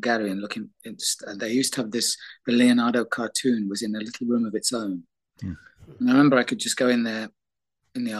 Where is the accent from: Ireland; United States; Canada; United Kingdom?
United Kingdom; I am British